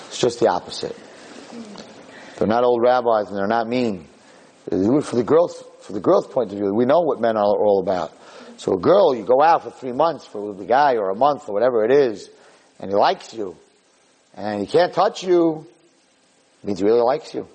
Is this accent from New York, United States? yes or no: yes; New York, United States; I'm from New York